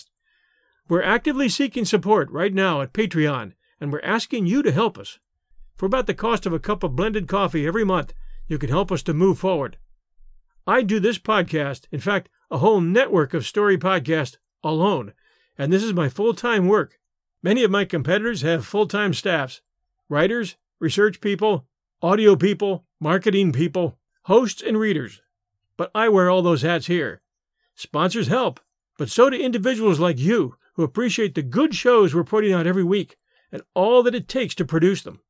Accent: United States; we Americans

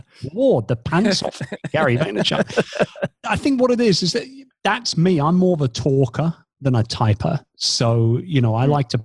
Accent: England, United Kingdom; moved away as an adult; also born or lived in Philippines; I'm British. And since 2 years ago, we've now been based here back in England.

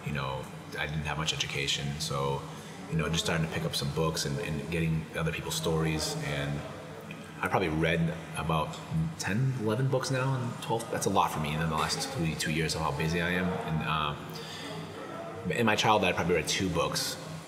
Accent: Brockton, Massachusetts, United States; me and him are from the same area. He's from Warwick, I'm from Brockton

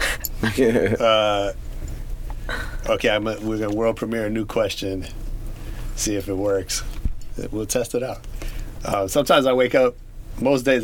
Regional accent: San Francisco, California, United States; I grew up in San Francisco.

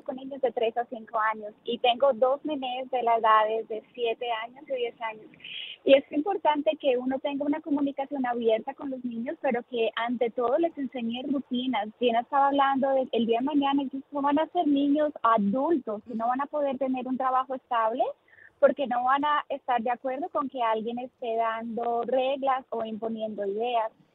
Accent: Colombia; now in New Jersey, United States; Yo soy colombiana

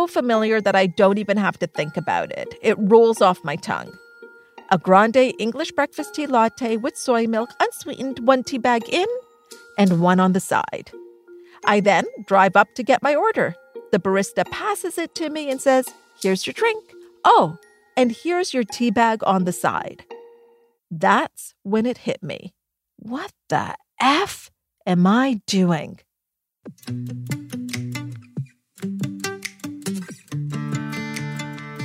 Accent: Thornhill, Ontario, Canada; we grew up in Thornhill, Ontario, and our family was middle class

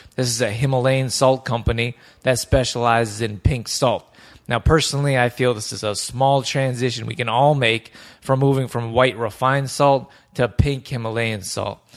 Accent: Canada; also born or lived in Northern California; I grew up here in Canada

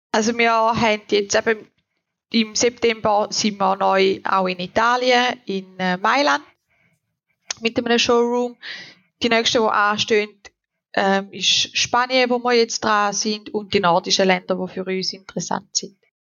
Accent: Switzerland; bei uns in der Schweiz

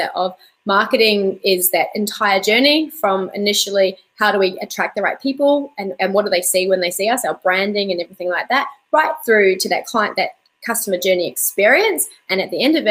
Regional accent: New Zealand; now in Perth, Australia; I grew up in New Zealand and learned to dive in really cold water.

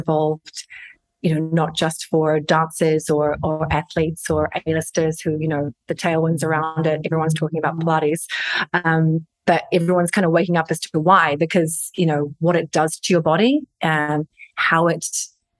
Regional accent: Hamilton, Waikato, New Zealand; moved away as an adult; also born or lived in Sydney, Australia / London / Northern Ireland; I'm a Kiwi, so born and raised in Hamilton, New Zealand

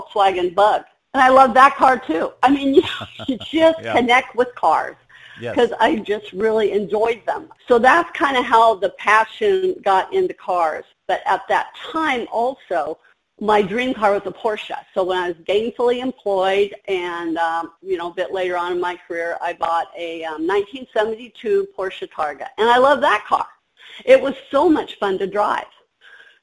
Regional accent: Southern California, United States; moved away as an adult; I was from Southern California.

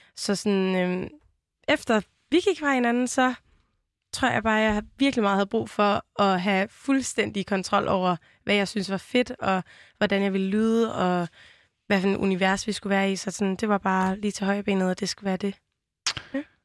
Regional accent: Vejle, Southern Denmark, Denmark; accent: Jutlandic; jeg er jo vokset op i Vejle, og så lyder man sådan her

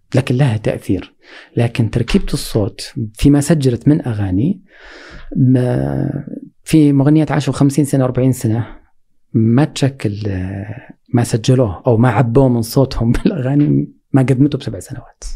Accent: Saudi Arabia; عندنا في السعوديه

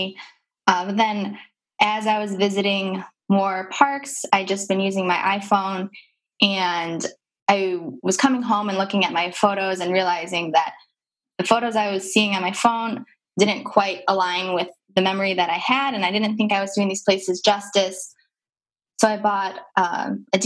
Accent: Wisconsin, United States; moved away; I'm a transplant. So I'm originally from Wisconsin, so we don't have many mountains there

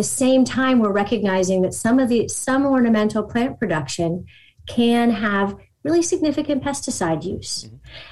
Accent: Pittsburgh, Pennsylvania, United States; I'm from Pittsburgh, Pennsylvania.

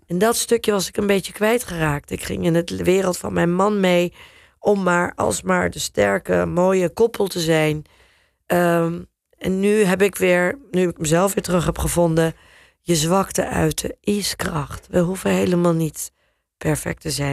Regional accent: Netherlands; accent: Dutch; moved away as an adult; also born or lived in England / New York / Turkey; ik heb natuurlijk wel een Nederlands accent in mijn, eh, in mijn Engels.

